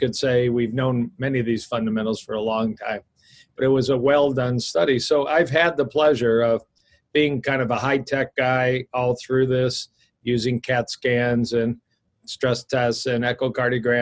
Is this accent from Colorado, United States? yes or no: no; Detroit, Michigan, United States; also born or lived in Ann Arbor, Michigan / Dallas, Texas / Kansas City; I grew up outside of Detroit, the Motor City, the Motown City. I still practice just outside of Detroit.